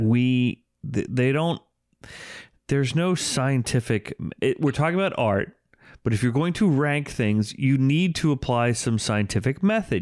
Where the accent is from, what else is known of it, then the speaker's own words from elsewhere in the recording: United States; growing up in the New York metropolitan area